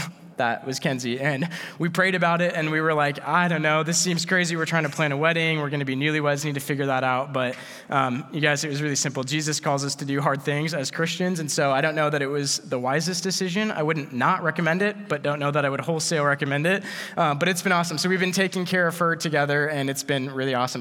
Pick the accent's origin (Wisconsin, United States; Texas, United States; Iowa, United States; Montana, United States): Iowa, United States; we're from Iowa.